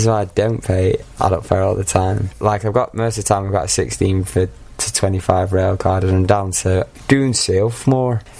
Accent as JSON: {"language": "English", "town": "Manchester", "region": "North West England", "country": "United Kingdom", "tie": "born or raised there", "also_born_or_lived": "Aberystwyth, Wales", "accent": "Mancunian", "moved": "as an adult", "lives_now": "Kent, United Kingdom", "said": "I am from Manchester. But born and raised in uh, Manchester."}